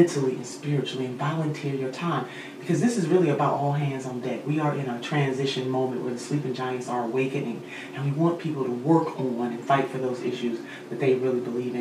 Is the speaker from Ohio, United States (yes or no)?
yes; Cleveland, Ohio, United States; my hometown of Cleveland